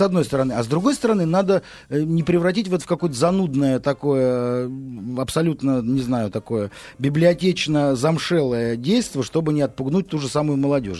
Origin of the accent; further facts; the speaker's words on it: Moscow, Russia; мы, москвичи